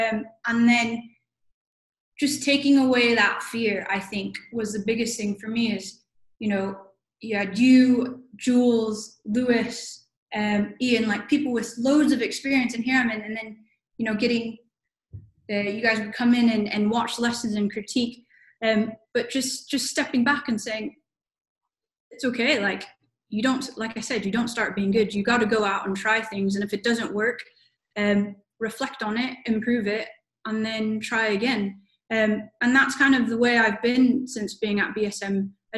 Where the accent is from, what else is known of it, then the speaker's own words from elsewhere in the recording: Philippines; also born or lived in United States; So I was Filipino, but both my parents are Filipino, but I was born in America and then moved back to the country where my parents are from. So I look like a Filipino, but I'm not Filipino.